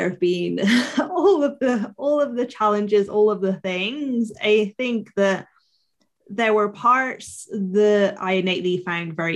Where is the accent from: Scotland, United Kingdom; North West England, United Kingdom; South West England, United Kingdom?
South West England, United Kingdom; Bristol; so I'm from Bristol in the south of England. And for years when I was a teenager, I wanted to hide that I was Bristolian.